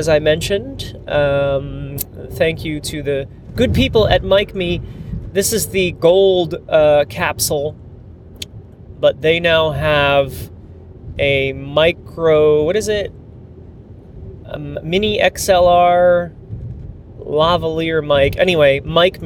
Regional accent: New Jersey, United States; moved away as an adult; now in Amsterdam, Netherlands; I live in Amsterdam in the Netherlands, but I grew up in New Jersey, raised in this fine land till I was, I don't know, 20 years old

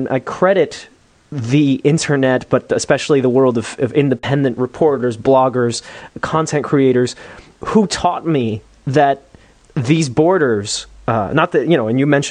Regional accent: United States; now in Amsterdam, Netherlands; I'm American

